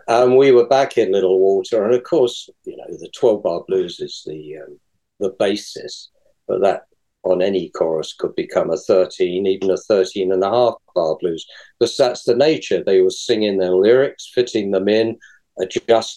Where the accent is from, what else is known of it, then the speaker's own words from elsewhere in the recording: London, United Kingdom; I'm from London